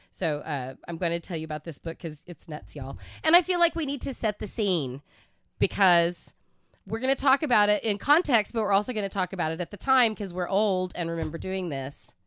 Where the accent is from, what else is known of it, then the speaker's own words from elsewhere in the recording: Oklahoma, United States; I'm from Oklahoma and I gr-, that's where I grew up.